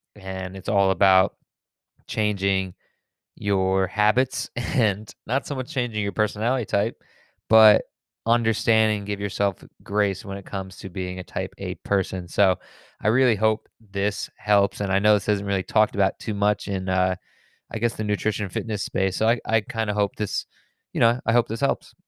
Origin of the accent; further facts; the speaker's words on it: suburbs of Connecticut, United States; I'm from the suburbs of Connecticut